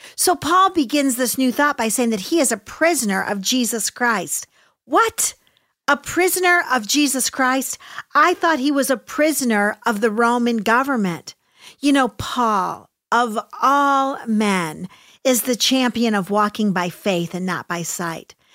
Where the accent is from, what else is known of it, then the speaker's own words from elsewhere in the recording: United States; I love America and I love being American.